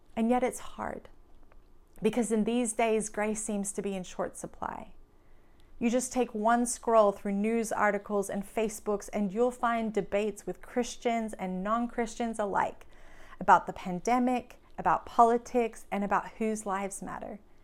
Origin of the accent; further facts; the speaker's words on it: Australia; now in United States; I'm from Australia